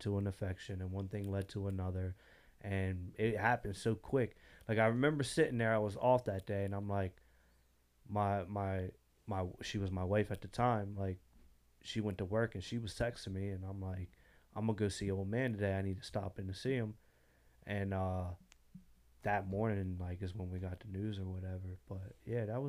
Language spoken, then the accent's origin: English; Salem, United States; I come from Salem.